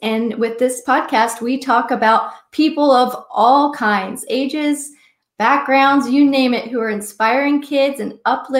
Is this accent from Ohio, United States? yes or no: yes; Cincinnati, Ohio, United States; So growing up, I'm from Cincinnati